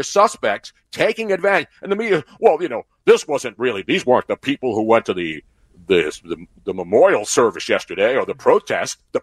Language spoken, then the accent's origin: English; Philadelphia, Pennsylvania, United States; moved away as an adult; now in Florida, United States; as a Philadelphian, even though I'm not there anymore, my family's there.